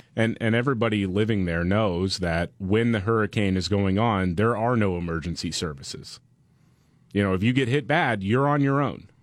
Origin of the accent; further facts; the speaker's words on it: Gulf Coast, United States; as someone who grew up on the Gulf Coast